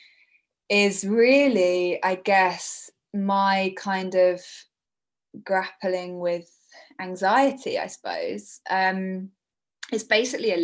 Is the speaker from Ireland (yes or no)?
no; Brighton, South East England, United Kingdom; Brighton, which is my hometown